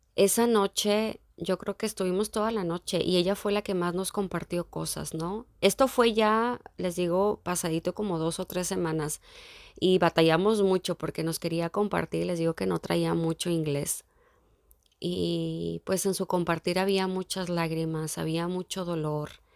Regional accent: Mexico; moved away as an adult; also born or lived in Dublin; haber nacido en México

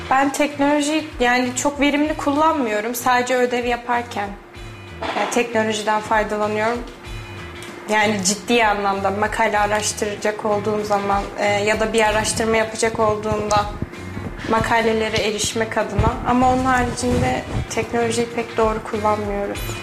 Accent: Balıkesir, Turkey; moved away as an adult; now in Kayseri, Turkey

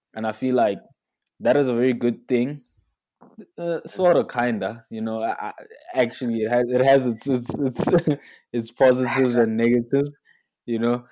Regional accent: South Africa; as a South African kid

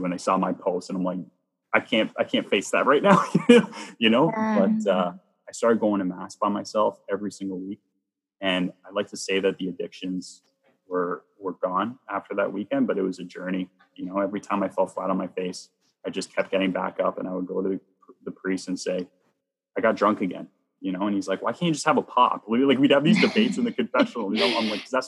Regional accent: Bowmanville, Ontario, Canada; my old church growing up in Bowmanville, Ontario

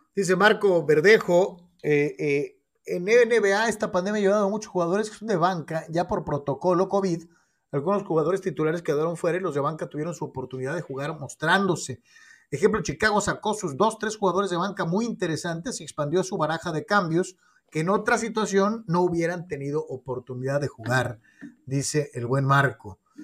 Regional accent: Guadalajara, Jalisco, Mexico; soy tapatío

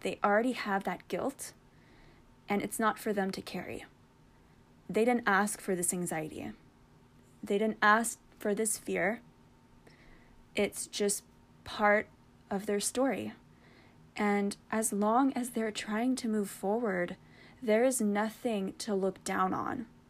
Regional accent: Canada; I'm also Canadian, and my blood is 90% maple syrup

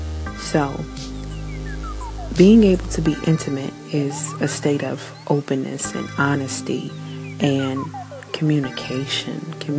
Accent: New Zealand; I am Kiwi.

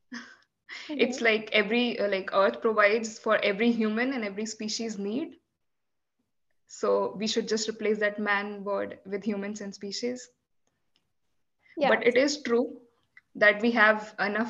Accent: Delhi, India; first language Hindi; English is a second language; moved away as an adult; now in Iceland; So my mother tongue is Hindi. I come from North India, specifically the capital of India, Delhi.

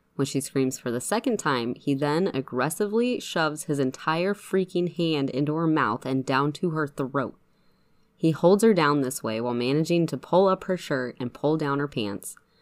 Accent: Spokane, Washington, United States; Spokane is my hometown

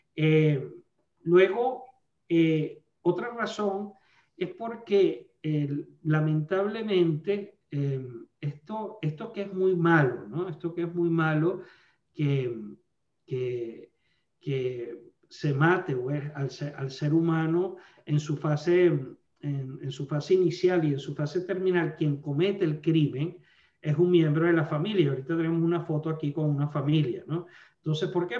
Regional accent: Venezuela; moved away as an adult; now in Alabama, United States; yo soy nacido en Venezuela, soy venezolano estadounidense

